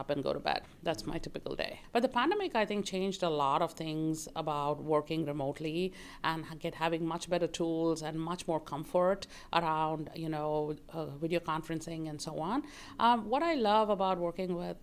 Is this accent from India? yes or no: yes; Bangalore, Karnataka, India; moved away as an adult; now in United States; I grew up in Bangalore, India. I lived there for the first 22 years of my life, and then I moved to the United States